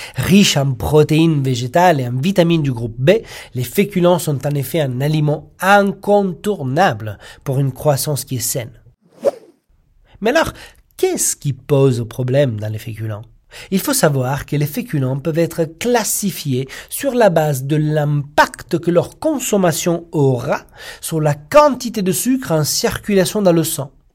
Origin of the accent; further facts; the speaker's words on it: Italy; moved away; en tant qu'Italien